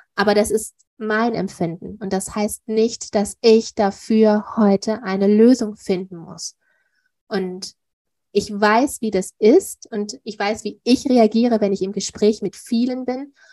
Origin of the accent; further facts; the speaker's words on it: Duisburg, North Rhine-Westphalia, Germany; hier bei uns in Duisburg